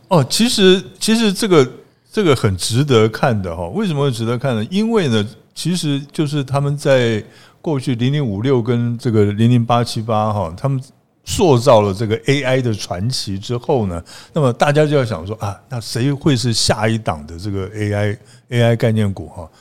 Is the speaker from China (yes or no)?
no; Pingtung County, Taiwan; 尤其我们屏东人